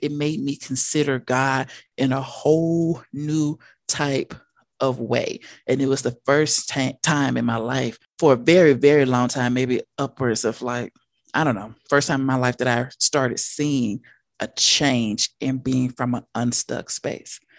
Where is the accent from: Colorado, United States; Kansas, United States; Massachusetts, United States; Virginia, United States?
Colorado, United States; Denver; I am from Denver, Colorado.